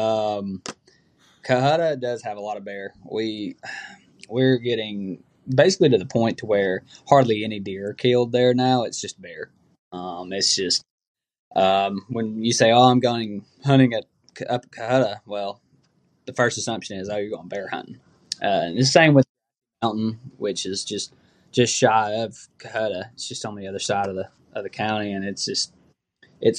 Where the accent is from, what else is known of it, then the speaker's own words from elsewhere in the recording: Dalton, Georgia, United States; I'm from Dalton, Georgia